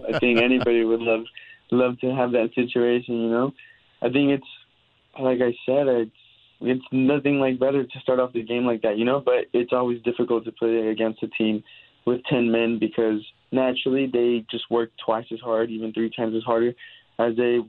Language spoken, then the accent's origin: English; Los Angeles, California, United States; now in Carmel, United States; a lot quieter than what I'm used to considering I'm from Los Angeles.